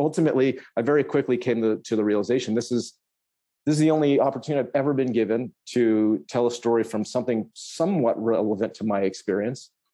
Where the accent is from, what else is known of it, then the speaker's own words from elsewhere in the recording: Berkeley, California, United States; I'm from the Bay Area, I'm from near Berkeley